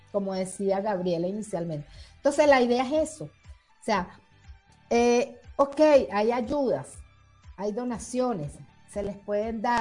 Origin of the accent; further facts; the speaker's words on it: Colombia; also born or lived in Venezuela; yo también soy colombiana, venezolana